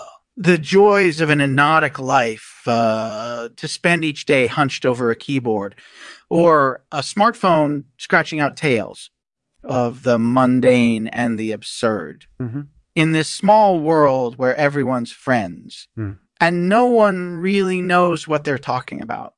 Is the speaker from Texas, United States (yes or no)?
no; New York City, New York, United States; Well, I'm from New York City, and I've been a journalist for over 30 years.